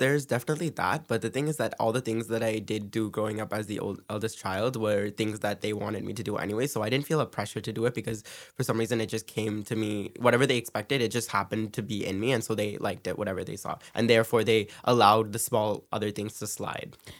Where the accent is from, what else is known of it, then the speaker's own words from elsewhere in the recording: Brampton, Ontario, Canada; moved away as an adult; now in Scarborough, Canada; I was raised in Brampton